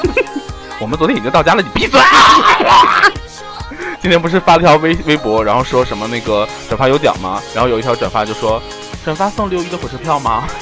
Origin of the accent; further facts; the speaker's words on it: Northeast China, China; 像我们东北人比较要烤